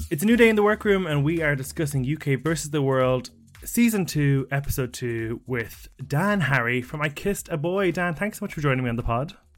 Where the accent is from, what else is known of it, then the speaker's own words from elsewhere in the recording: Ireland; as an Irishman